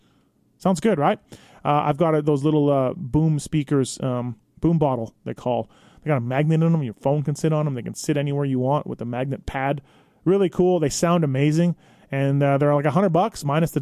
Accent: Manitoba, Canada; I'm from Manitoba, not far from Minnesota

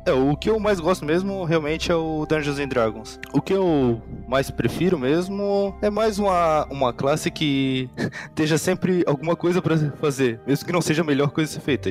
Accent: Ilhota, Santa Catarina, Brazil; eu sou Santa Catarina, Ilhota. Ilhota. É ali perto de Blumenau lá

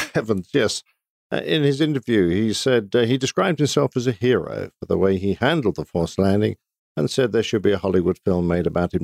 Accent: United Kingdom; I'm British

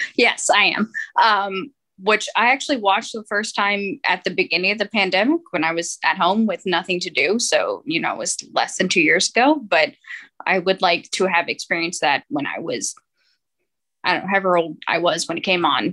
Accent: Atlanta, Georgia, United States; I've lived here my entire life, and I'm 30.

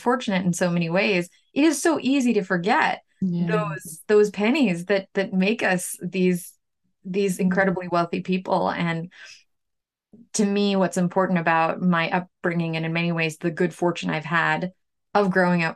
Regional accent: New York City, New York, United States; also born or lived in Ukraine; now in Bangor, United States; I'm from Ukraine originally. I spent the most of my growing up in New York City.

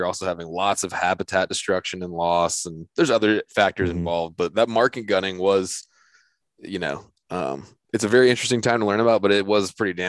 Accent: North Carolina, United States; right around where I'm from the Currituck Sound in, you know, northeastern North Carolina

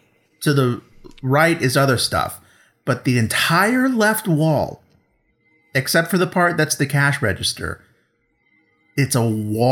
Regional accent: the South, United States; I'm from the South

